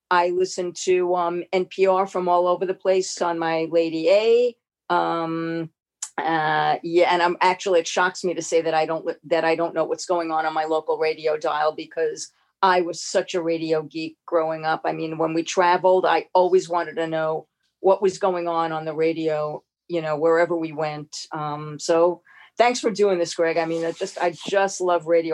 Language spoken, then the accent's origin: English; New York City, New York, United States; I grew up in New York City